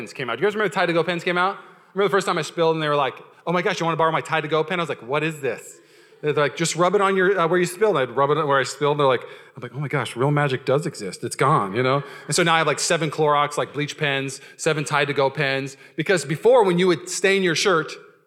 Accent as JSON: {"language": "English", "region": "Washington", "country": "United States", "tie": "born or raised there", "said": "I grew up in Washington"}